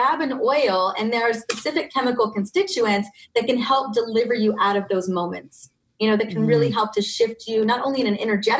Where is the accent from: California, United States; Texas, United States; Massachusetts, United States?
California, United States; Ventura; I grew up in Ventura, California, and there are lemon and orange groves everywhere